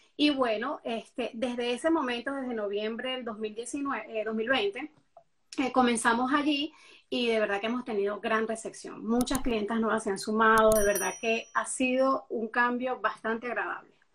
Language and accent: Spanish; Venezuela; moved away as an adult; now in Miami, United States; mi país natal, Venezuela, yo no trabajaba nada de lo que estoy haciendo actualmente ahora en Miami